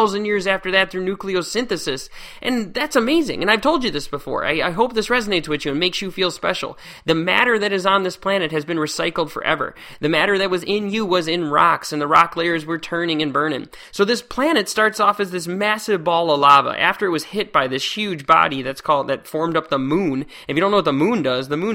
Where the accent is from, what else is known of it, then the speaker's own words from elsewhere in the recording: Northern Illinois, United States; I grew up in Northern Illinois, and there's just lakes just everywhere.